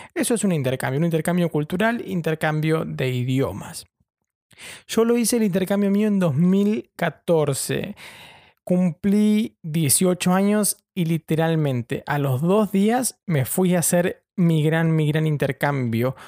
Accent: Argentina; moved away as an adult; also born or lived in Brighton; now in London, United Kingdom; soy un periodista argentino viviendo en Londres

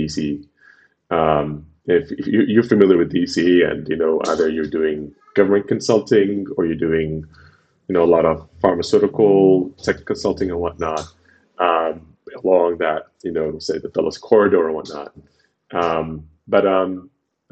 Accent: Khartoum, Sudan; moved away as an adult; also born or lived in Washington, D.C., United States; now in United States; I'm originally from Sudan.

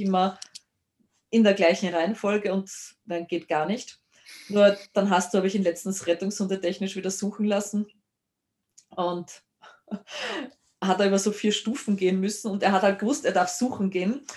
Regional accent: Lower Austria, Austria; bei uns in Niederösterreich

